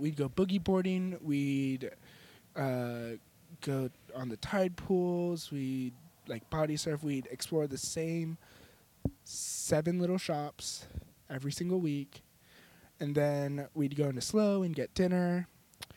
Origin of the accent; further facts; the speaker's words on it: Atascadero, California, United States; I grew up a couple hours south of Santa Cruz in a town called Atascadero